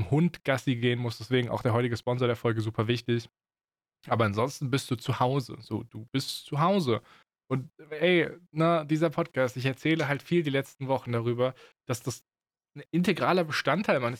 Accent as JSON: {"language": "German", "region": "Baden-Württemberg", "country": "Germany", "accent": "Swabian", "said": "schwäbeln. Es geht nur schwierig. Das ist, klingt komisch und fake. Und das ist es auch, weil ich meinen Dialekt halt ablege so."}